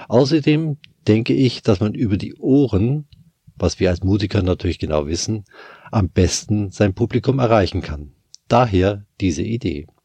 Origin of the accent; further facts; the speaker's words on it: Bavaria, Germany; now in Bonn, Germany; Vielleicht hört man es an meinem Dialekt auch ein wenig. Ich komme aus Bayern. Ich lebe aber seit den 90er Jahren bereits hier in der Nähe von Bonn